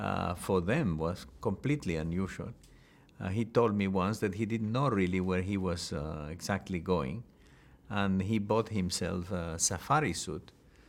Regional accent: El Salvador; moved away as an adult; also born or lived in Honduras; I grew up really in El Salvador. I went to primary, secondary school in El Salvador, and later I went to study medicine at the University of El Salvador. So I grew up in Central America, specifically in El Salvador, although I was born in Honduras.

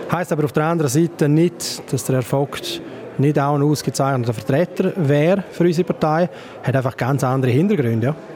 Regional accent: Graubünden, Switzerland; als äh, Bündner, andere Regionenvertreter verfolge ich das mit großem Interesse.

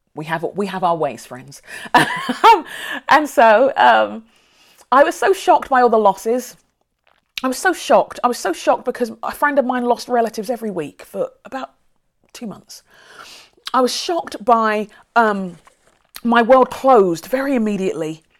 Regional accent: London, United Kingdom; now in Minneapolis, United States; I grew up near Brixton

